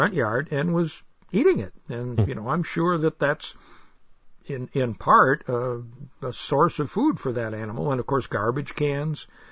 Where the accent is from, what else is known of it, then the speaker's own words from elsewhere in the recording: Western New York, United States; I grew up in Western New York